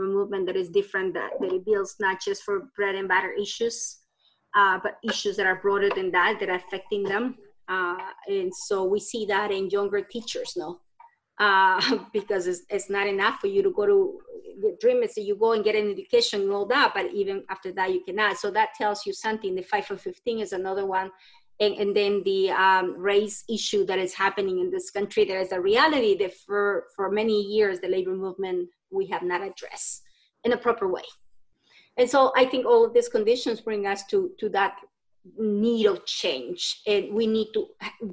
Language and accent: English; El Salvador; now in United States; I'm from El Salvador